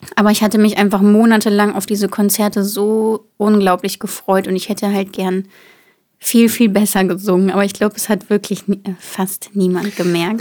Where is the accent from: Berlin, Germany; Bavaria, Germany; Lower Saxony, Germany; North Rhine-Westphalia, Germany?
North Rhine-Westphalia, Germany; Bonn area; Bonn ist ja bei mir um die Ecke. Ich komme ja quasi aus der Gegend